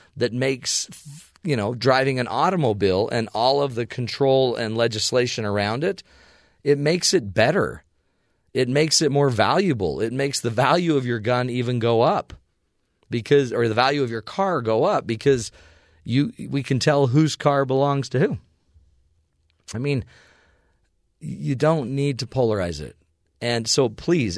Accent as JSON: {"language": "English", "region": "Utah", "country": "United States", "said": "I'm from Utah where there are guns. I grew up shooting guns."}